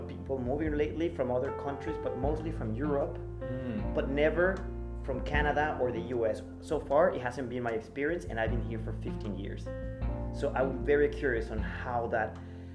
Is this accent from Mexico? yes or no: yes; Mexico; English is a second language; I'm from Mexico.